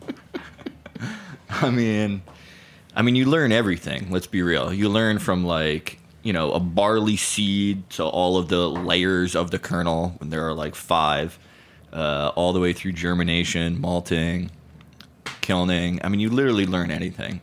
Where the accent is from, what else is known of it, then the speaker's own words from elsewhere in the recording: Connecticut, United States; moved away as an adult; also born or lived in San Francisco, California / Oakland, California; now in New York, United States; growing up in Connecticut